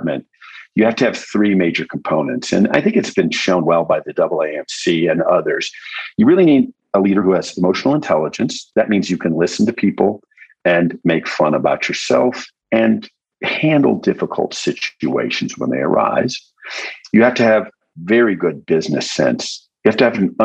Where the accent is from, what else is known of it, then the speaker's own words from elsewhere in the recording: Aspen, Colorado, United States; moved away as an adult; also born or lived in Texas / Baltimore, Maryland; now in New Mexico, United States; I was born in Texas and grew up in Colorado